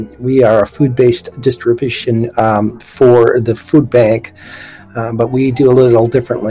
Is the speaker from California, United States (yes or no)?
no; Boston, Massachusetts, United States; now in Oahu, United States; I'm from Boston as well, so I've got a little bit of the background.